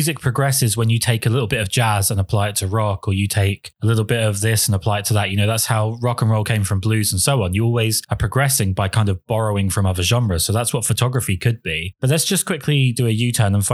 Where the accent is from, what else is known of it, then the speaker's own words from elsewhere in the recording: England, United Kingdom; being English